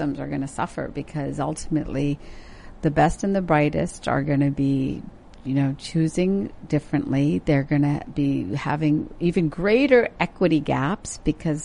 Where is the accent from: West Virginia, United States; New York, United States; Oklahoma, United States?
West Virginia, United States; also born or lived in India; growing up in West Virginia